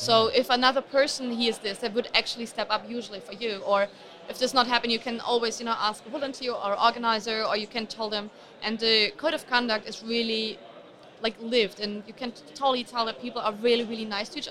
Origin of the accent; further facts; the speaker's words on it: Berlin, Germany; I'm from Berlin original